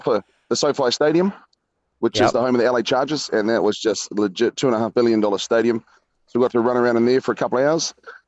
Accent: New Zealand; we're from New Zealand

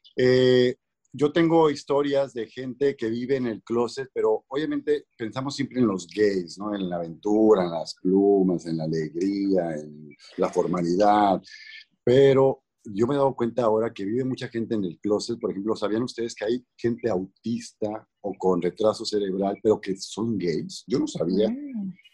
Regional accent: Mexico; now in Los Angeles, United States; vivo en Los Ángeles, soy mexicano

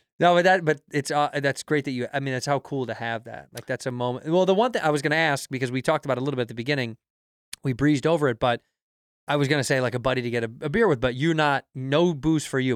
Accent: Chicago, Illinois, United States; moved away; I'm from Chicago

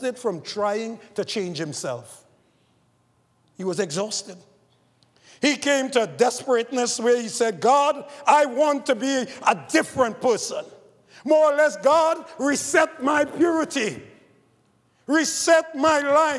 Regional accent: Trinidad & Tobago; I grew up in the Catholic Church in Trinidad

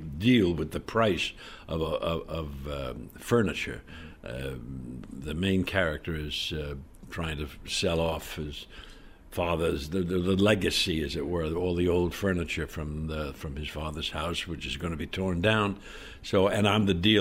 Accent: New York, United States; I came from New York

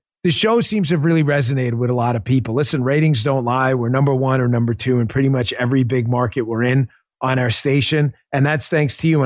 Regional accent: New York, United States; I grew up in New York

